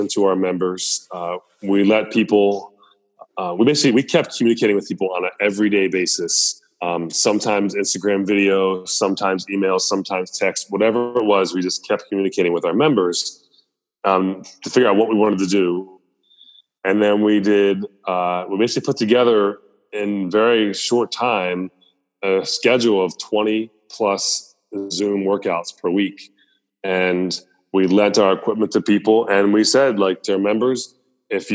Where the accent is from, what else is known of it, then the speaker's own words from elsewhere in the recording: Columbia, Maryland, United States; growing up in Columbia, where it was super diverse